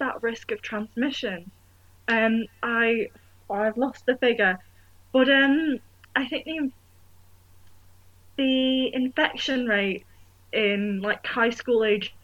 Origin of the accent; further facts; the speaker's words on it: Manchester, North West England, United Kingdom; moved away as an adult; now in York, United Kingdom; I'm from Manchester